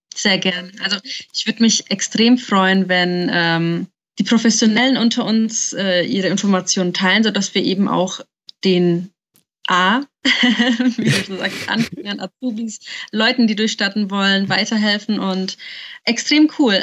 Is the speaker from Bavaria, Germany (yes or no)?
yes; Nuremberg, Bavaria, Germany; ich bin 27 Jahre alt und bin eigentlich aus Nürnberg.